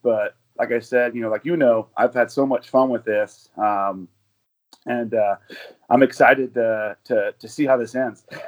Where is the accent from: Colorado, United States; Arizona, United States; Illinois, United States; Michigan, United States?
Arizona, United States; moved away as an adult; now in Denver, United States; I'm from Arizona. I moved to Denver about two years ago